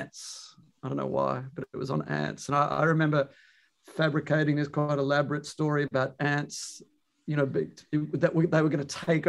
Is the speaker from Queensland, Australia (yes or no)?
no; Melbourne, Victoria, Australia; moved away as an adult; also born or lived in New York, United States; now in Amsterdam, Netherlands; I'm an Aussie by origin. You know, I'm from Melbourne.